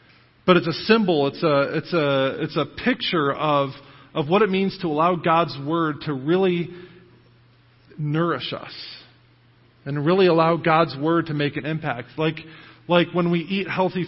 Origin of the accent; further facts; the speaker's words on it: United States; as American Christians